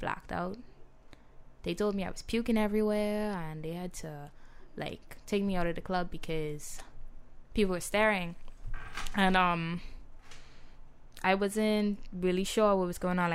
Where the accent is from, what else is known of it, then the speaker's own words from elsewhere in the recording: Nassau, New Providence, Bahamas; I'm from Nassau